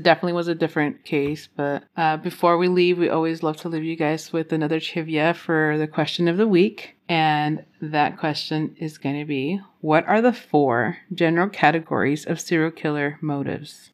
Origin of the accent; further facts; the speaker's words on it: Roswell, New Mexico, United States; I grew up around Roswell, New Mexico